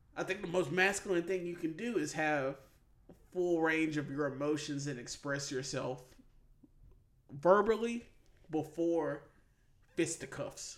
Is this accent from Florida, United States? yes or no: no; Mississippi, United States; born or raised there